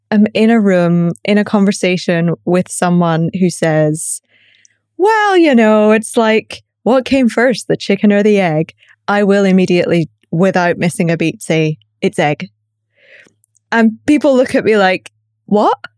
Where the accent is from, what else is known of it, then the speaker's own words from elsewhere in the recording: Scotland, United Kingdom; accent: Glaswegian; also born or lived in Northern Ireland / London, United Kingdom; I live in the UK. I grew up in Scotland. I was born in Northern Ireland. I get a lot of questions about my accent. So th- it's Glaswegian with a softening of having lived in London for a long time.